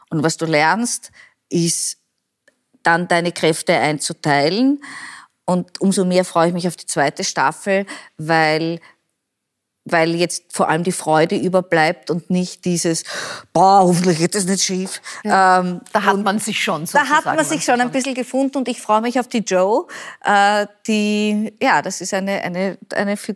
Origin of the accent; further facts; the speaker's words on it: Vienna, Austria; Und ich als Wienerin, wenn ich dir sage, das Raxelmeier ist ein Kaffee